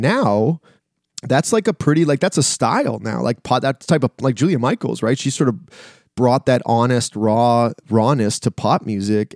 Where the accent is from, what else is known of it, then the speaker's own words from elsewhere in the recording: Canada; I'm a Canadian